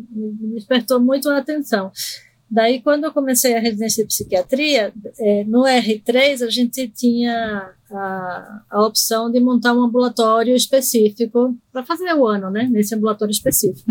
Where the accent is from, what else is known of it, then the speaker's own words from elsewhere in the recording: Recife, Pernambuco, Brazil; accent: totalmente misturado; moved away as an adult; also born or lived in Argentina; now in São Paulo, Brazil; eu nasci na Argentina e fui morar em Recife é, quando era pequena e cresci em Recife, fiquei lá até os 28, quando vim para São Paulo fazer o doutorado